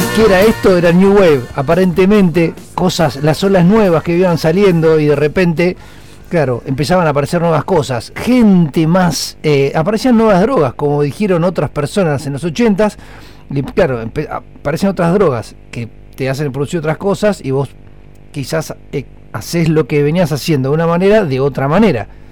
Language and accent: Spanish; Argentina